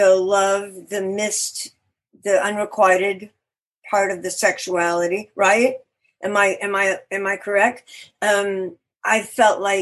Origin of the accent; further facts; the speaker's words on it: Beaumont, Texas, United States; moved away; I was born in Beaumont, Texas.